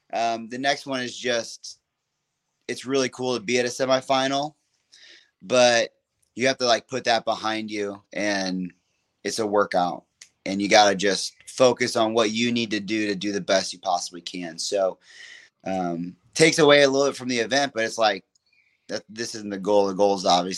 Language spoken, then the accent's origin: English; Alabama, United States; And like, we're from Alabama.